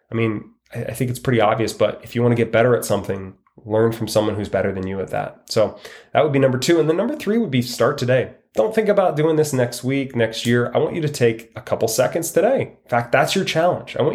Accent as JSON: {"language": "English", "region": "Washington", "country": "United States", "lives_now": "Arizona, United States", "said": "living in Arizona, it's sunny almost all the time. And I came from Washington State, which it was gray and put me in a kind of a negative mindset."}